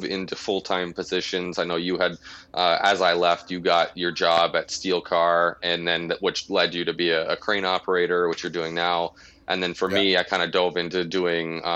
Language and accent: English; Burlington, Ontario, Canada; moved away as an adult; now in United States; I was born in Burlington, Ontario. So that's essentially where, I come from